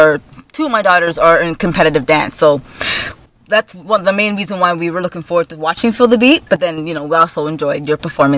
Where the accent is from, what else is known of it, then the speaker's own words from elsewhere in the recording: Hamilton, Ontario, Canada; I'm actually from in Hamilton, so I'm closer to Toronto.